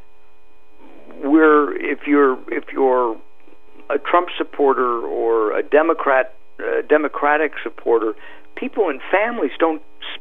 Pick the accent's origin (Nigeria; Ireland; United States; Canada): United States; Los Angeles, California; When I grew up in the San Fernando Valley, Valley Village was called North Hollywood